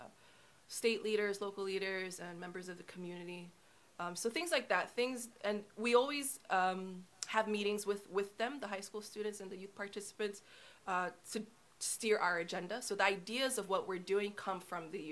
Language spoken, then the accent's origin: English; Hawaii, United States; I spent a good part of my childhood growing up in Hawaii